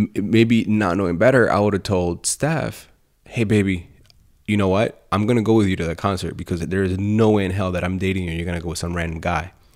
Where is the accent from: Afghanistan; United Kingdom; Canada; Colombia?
Colombia; moved away; I come from Columbia in South America